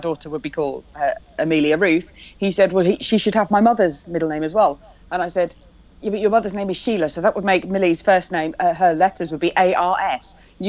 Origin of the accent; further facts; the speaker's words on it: England, United Kingdom; we're English, not American